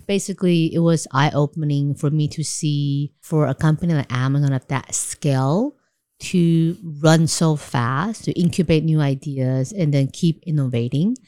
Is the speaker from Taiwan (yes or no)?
yes; Taiwan; moved away as an adult; also born or lived in New York; I grew up in Taiwan, and I studied in C C U, majoring in economics